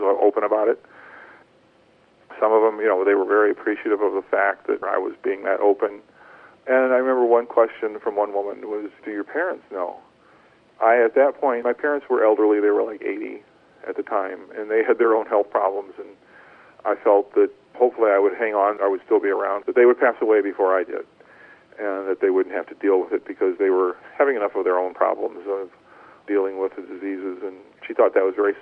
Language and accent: English; rural northwest Ohio, United States; I grew up in a small town in rural Ohio, in northwest Ohio, just about 30 miles south of Toledo